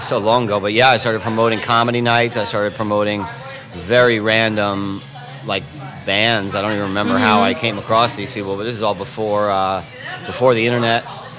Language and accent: English; Long Island, New York, United States; now in New York City, United States; I'm from Long Island.